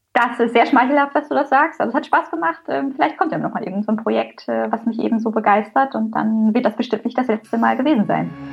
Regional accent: Teutoburg Forest, Germany; eine klassische Kleinstadt in Jörgs und meiner Heimat im Teutoburger Wald

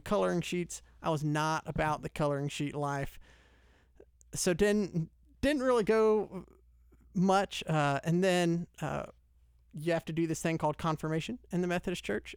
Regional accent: Lawrenceville, Georgia, United States; I grew up in Lawrenceville, so Gwinnett County. Always been in Georgia, uh, in and around the Metro Atlanta area

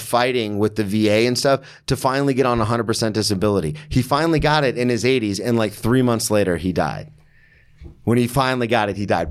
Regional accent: Florida, United States; moved away as an adult; also born or lived in Daytona / Oklahoma City; now in New York, United States; So I've born and raised in Florida my whole life.

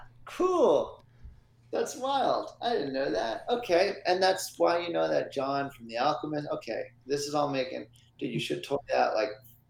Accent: Upper St. Clair, Pennsylvania, United States; I grew up in the South Hills. And then... South Hills? Upper St. Clair.

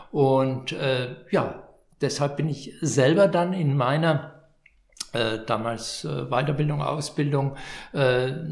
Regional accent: Vienna, Austria; Jetzt hätte ich fast gesagt, ich bin, ich bin Wiener

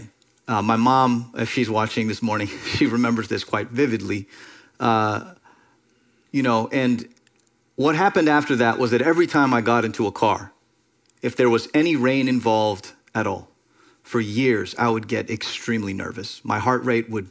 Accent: Miami, Florida, United States; so many people I grew up with in Miami

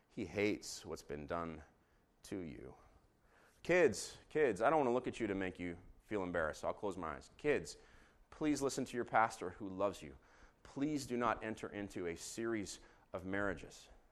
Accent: Jerusalem, Jerusalem District, Israel; growing up in Jerusalem, I, uh, watched Beitare Yerushalayim

